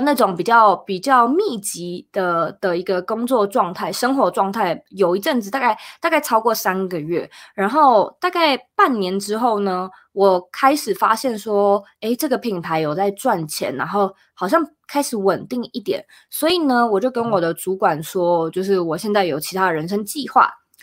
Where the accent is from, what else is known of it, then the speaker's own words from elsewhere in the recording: Taiwan; moved away as an adult; now in United States; 那时候住在台湾，我是台湾人